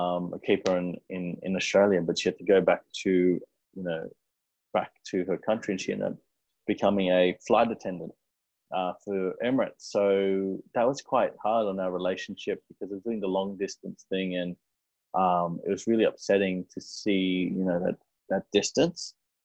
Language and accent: English; India; we're Indian and we like to eat a lot of food.